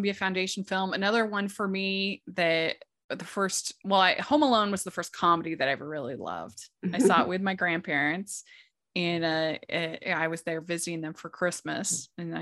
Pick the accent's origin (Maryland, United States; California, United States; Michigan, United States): Maryland, United States; I grew up in Maryland